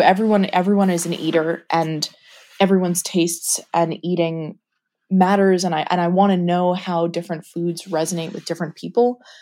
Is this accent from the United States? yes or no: yes; New York, United States; I grew up in New York. We both live in New York